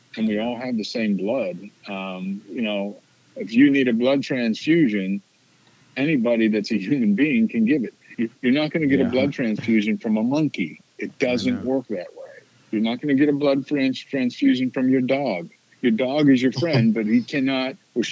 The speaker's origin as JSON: {"language": "English", "region": "Central Pennsylvania", "country": "United States", "tie": "born or raised there", "said": "this is a small town. This is a small town, Central Pennsylvania"}